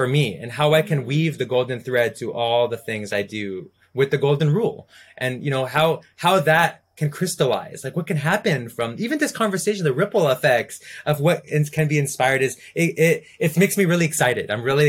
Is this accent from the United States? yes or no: no; India; you gave me a flute and I'm Indian. I gotta do this, you know?